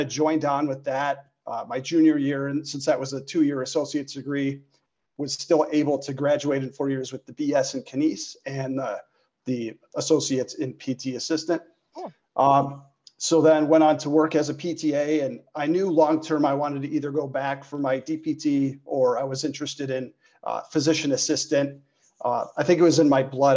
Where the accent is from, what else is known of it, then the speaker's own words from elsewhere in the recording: Chicago, Illinois, United States; born and raised in the Chicagoland area